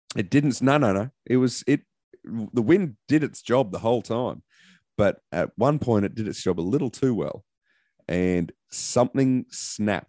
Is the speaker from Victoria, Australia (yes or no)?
no; Queensland, Australia; I'm a Queenslander.